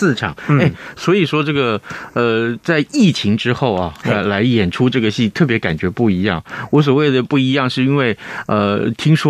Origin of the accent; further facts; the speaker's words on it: Taiwan; first language Taiwanese Hokkien; 所以啊，你看我们刚刚聊闽南语啊，就是我们用这个台语，就是我们自己生长的这个母语，对不对？用它来聊天多有趣啊！